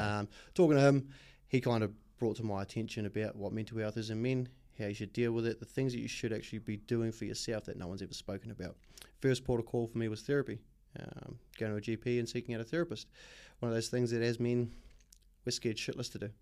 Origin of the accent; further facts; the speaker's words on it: Auckland, New Zealand; moved away as an adult; also born or lived in Australia; I was born in West Auckland. Um, born and bred, grew up in West Auckland up until I was about eighteen